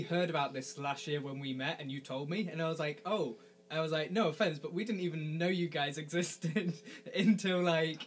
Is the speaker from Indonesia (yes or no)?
no; England, United Kingdom; from England